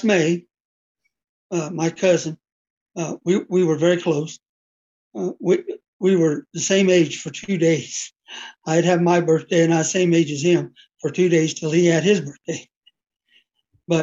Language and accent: English; Mountainair, New Mexico, United States; I was born in a small town called Mountain Air, New Mexico